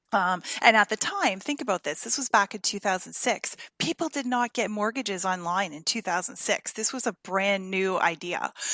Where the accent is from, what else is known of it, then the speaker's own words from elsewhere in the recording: Windsor, Ontario, Canada; moved away as an adult; also born or lived in Toronto area; now in United States; I was born in Windsor, Ontario, and uh, we just moved here from Toronto area